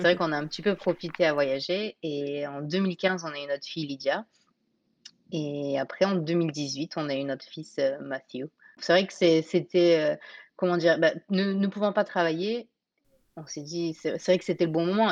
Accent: Nice, Provence-Alpes-Côte d'Azur, France; moved away as an adult; also born or lived in Portland, Oregon; now in Camas, United States; On habitait à Nice. On est niçois.

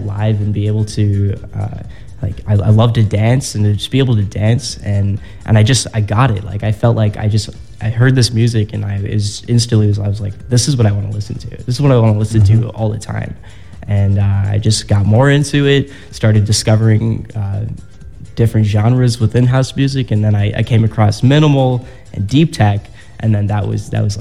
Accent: Barrington, Illinois, United States; So I'm from the northwest suburb of Chicago. So I'm from Barrington.

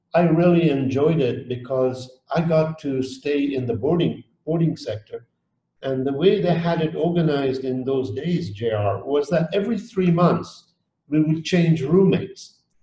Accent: Dar es Salaam, Tanzania; moved away; also born or lived in Geneva, Switzerland; I was born in Dar es Salaam, Tanzania, many, many years ago. And I did my first part of schooling there. And then my family sent me to École Internationale de Genève in Geneva

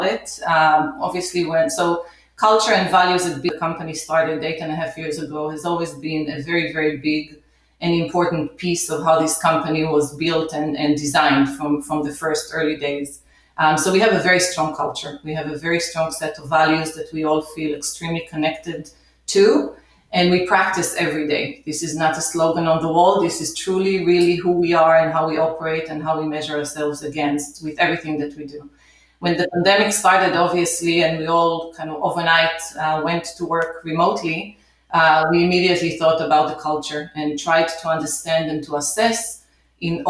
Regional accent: Israel; moved away as an adult; also born or lived in New York City, United States; now in United States; So I grew up in Israel, came to the U.S. in 1992

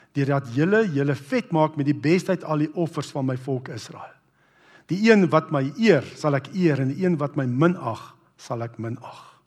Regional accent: Brits, North West, South Africa; ek onthou hoe ek groot geword het in Brits

